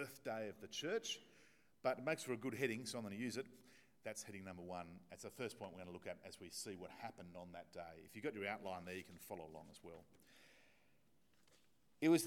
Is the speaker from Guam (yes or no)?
no; Australia; accent: Australian; my Australian accent